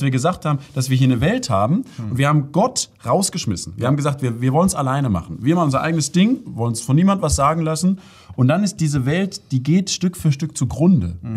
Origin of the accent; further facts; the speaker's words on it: Freiburg, Baden-Württemberg, Germany; in der Stadt, wo ich herkomme, Freiburg